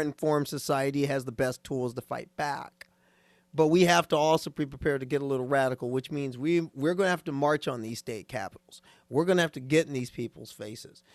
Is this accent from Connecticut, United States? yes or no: no; Nebraska, United States; moved away; That's my home state. That's my home state. Going home to Nebraska